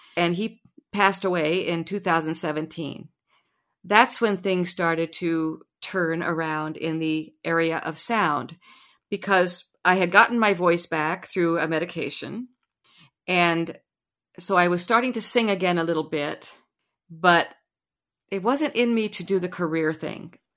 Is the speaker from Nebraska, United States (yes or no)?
yes; Lincoln, Nebraska, United States; I was born and raised in Lincoln, Nebraska